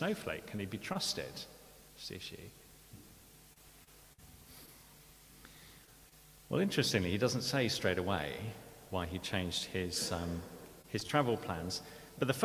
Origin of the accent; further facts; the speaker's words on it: United Kingdom; we're British